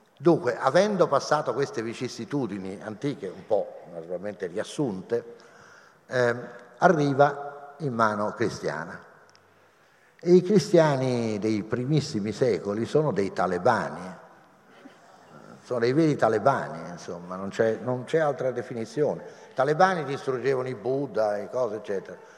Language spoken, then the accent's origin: Italian; Rome, Lazio, Italy; io sono romano